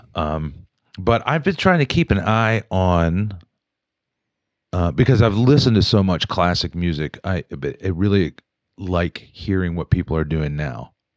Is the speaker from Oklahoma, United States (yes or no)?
no; Wheeling, West Virginia, United States; moved away as an adult; also born or lived in Morgantown, West Virginia; now in Pittsburgh, United States; when I grew up in Wheeling, the city to me was Pittsburgh